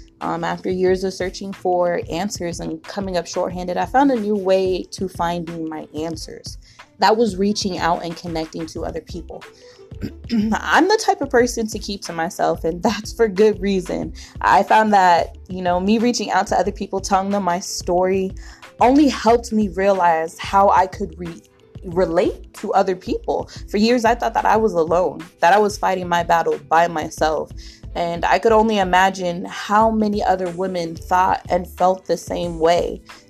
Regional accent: Miami, Florida, United States; born there; also born or lived in England / Illinois / Colorado; now in Arizona, United States; I was born in Miami, Florida, but I moved around a lot of the years. I lived in Florida, England, Illinois, then Colorado, back to Illinois, and now I'm here in Arizona.

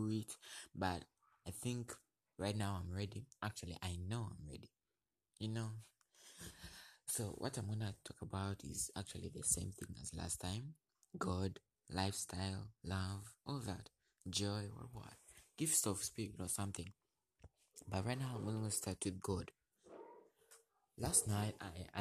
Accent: Uganda; I'm from Uganda

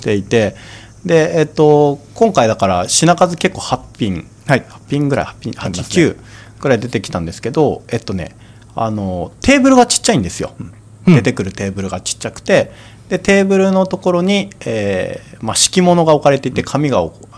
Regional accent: Kanto, Japan; 僕関東生まれだったって

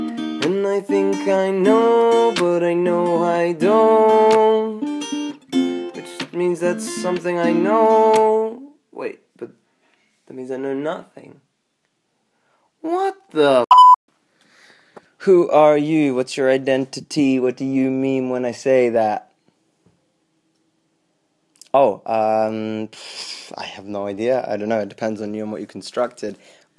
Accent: England, United Kingdom; also born or lived in South Africa; So growing up, I grew up between England and growing up in England and South Africa. So I wouldn't really spend any more than like 3 years in one place, just constantly moving all the time.

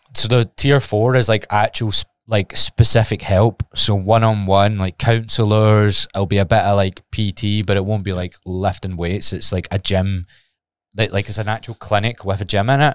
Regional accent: Glasgow, Scotland, United Kingdom; it's my hometown

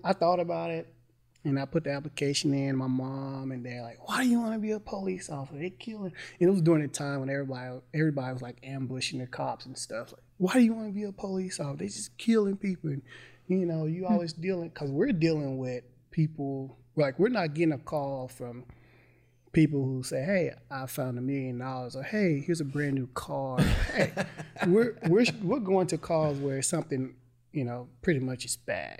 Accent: Mississippi, United States; I'm from Mississippi

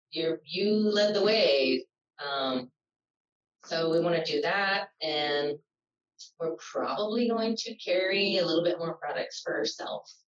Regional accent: California, United States; I'm from California.

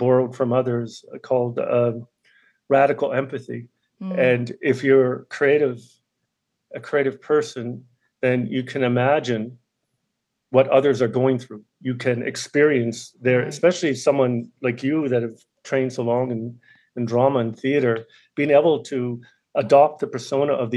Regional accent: Sydney, Nova Scotia, Canada; moved away; growing up in Sydney, Cape Breton, is in the 1980s

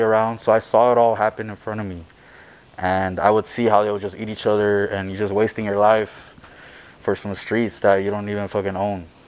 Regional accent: Los Angeles, California, United States; I was born here in Hollywood on Sunset, uh, Children's Hospital.

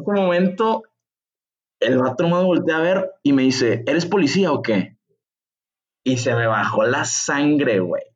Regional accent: Mexico; soy de México

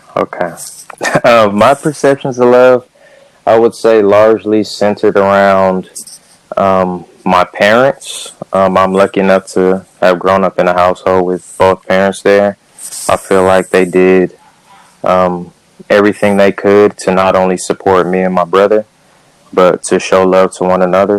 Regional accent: Cerritos, California, United States; I'm from Southern California, Cerritos, California, to be specific

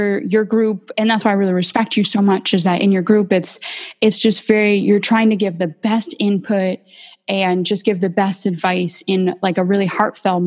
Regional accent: Bakersfield, California, United States; I'm from Bakersfield, California

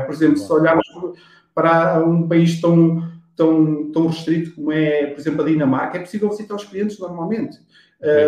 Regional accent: Monte Real, Leiria District, Portugal; sou, sou de Monte Real, Leiria

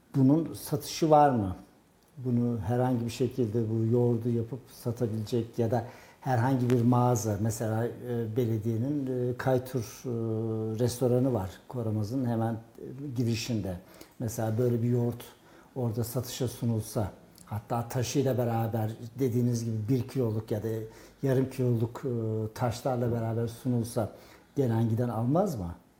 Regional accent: Karayük village, Kayseri Province, Turkey; bizim köyden yani Karayük

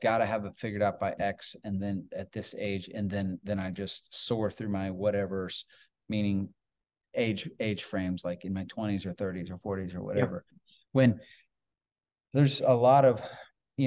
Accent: Iowa, United States; I grew up primarily in Iowa, grew up on a farm.

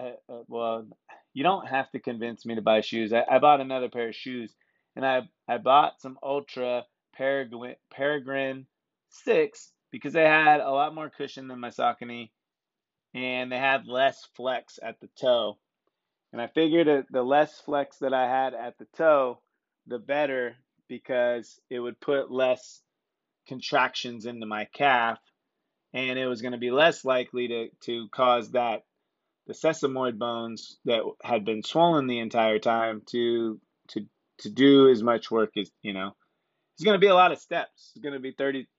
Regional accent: Sonoma County, California, United States; I'm from Sonoma County, and Santa Rosa is one of our bigger towns

